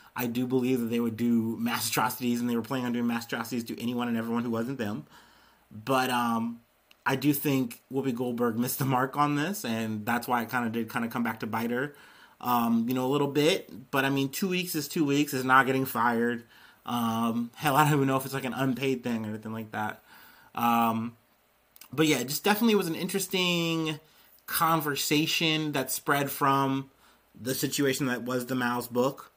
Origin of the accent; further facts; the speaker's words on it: Missouri, United States; I was born in Missouri